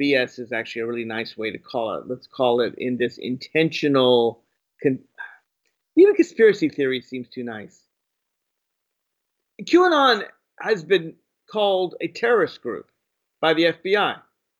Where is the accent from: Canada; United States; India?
United States; Virginia; my home state of Virginia